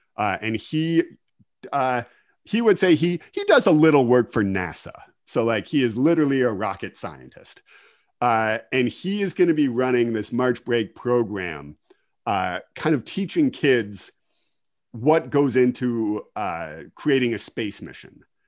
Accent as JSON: {"language": "English", "town": "Kincardine", "region": "Ontario", "country": "Canada", "tie": "born or raised there", "also_born_or_lived": "Ottawa", "said": "I am originally from Kincardine. Uh, I grew up on a dairy farm just outside of Kincardine"}